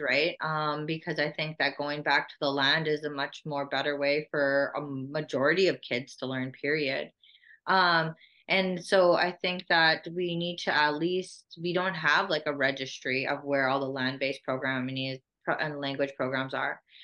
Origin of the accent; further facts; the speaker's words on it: Saskatoon, Saskatchewan, Canada; also born or lived in Whitecap Dakota Nation; I grew up here in in Whitecap and Saskatoon, back and forth from the res to the city